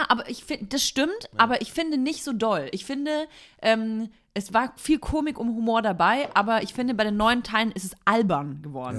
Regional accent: Nuremberg, Bavaria, Germany; moved away; wieder in Nürnberg und bin in die Kirche gegangen, ja. in der ich getauft wurde

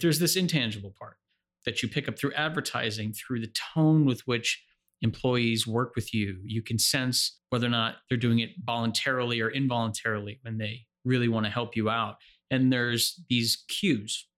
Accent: New Jersey, United States; I'm from New Jersey

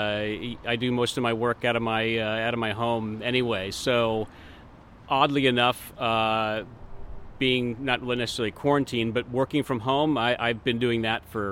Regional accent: Tacoma, Washington, United States; also born or lived in Los Angeles; now in Seattle, United States; I grew up in Tacoma, and I went to the UW here

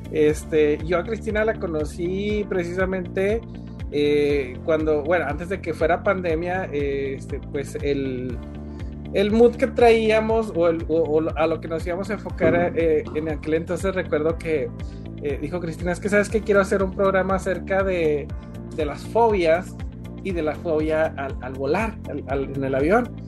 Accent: Durango, Mexico; moved away; Yo venía de un, de un lugar de Durango. Este, para empezar, mi acento no era el de acá.

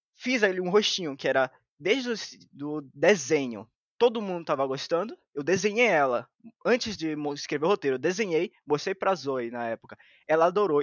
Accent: Bahia, Brazil; eu sou da Bahia

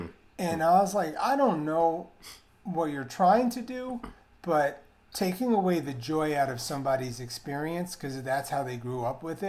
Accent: New York, United States; the coffee I was used to growing up in New York.

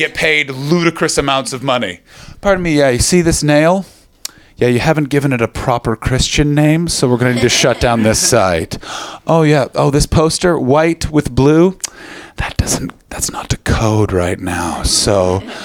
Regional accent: Canada; now in London, United Kingdom; I come from Canada

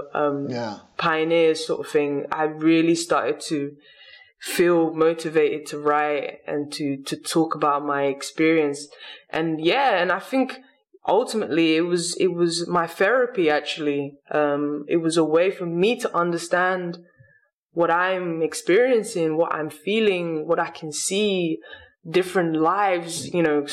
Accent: England, United Kingdom; English is a second language; also born or lived in Lisbon, Portugal; I grew up in England

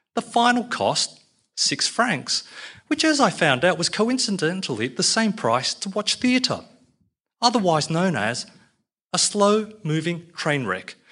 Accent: Australia; I'm an Aussie Chinaman

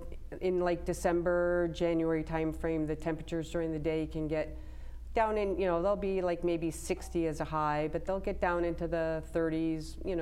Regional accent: Wethersfield, Connecticut, United States; also born or lived in Arizona; I grew up in Wethersfield

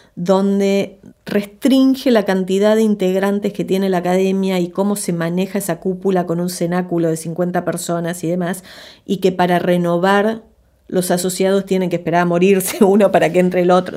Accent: Argentina; moved away as an adult; also born or lived in Los Angeles, United States; esta argentina expatriada de 22, 23 años

